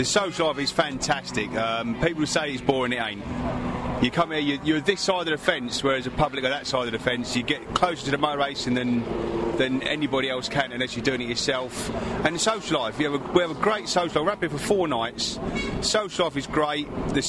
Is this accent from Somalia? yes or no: no; Dunstable, East of England, United Kingdom; So I come from Dunstable.